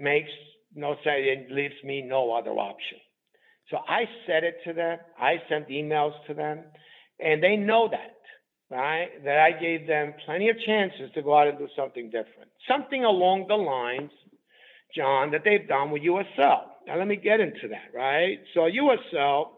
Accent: New York City, New York, United States; also born or lived in Southern Italy; in the world that I grew up in the Bronx, we call these rackets. Now, I've learned a lot of rackets growing up in the Bronx.

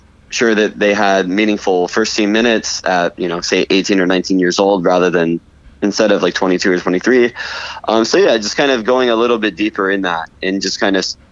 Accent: Los Angeles, California, United States; also born or lived in Portland, Oregon; now in Florida, United States; I grew up in Los Angeles

